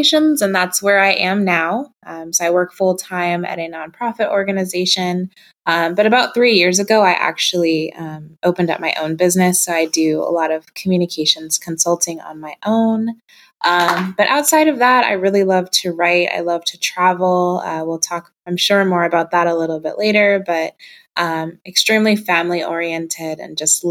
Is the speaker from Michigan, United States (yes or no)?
no; Nebraska, United States; I was actually born in Nebraska, so right literally in the center of the United States. Grew up here